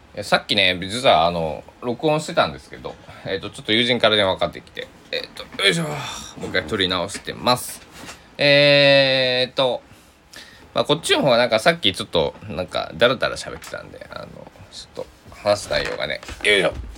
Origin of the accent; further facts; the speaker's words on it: Susaki, Kochi, Japan; moved away; 高知県、僕の地元、須崎市